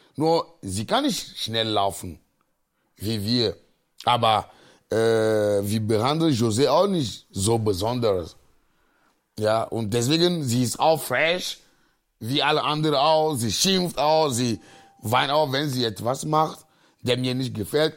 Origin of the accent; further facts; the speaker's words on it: Agoè, near Lomé, Maritime, Togo; German is a second language; moved away as an adult; now in Cologne, Germany; Ich komme aus Agoy, äh, das ist ein äh, Dorf, 19 Kilometer von Lome ist, unsere Hauptstadt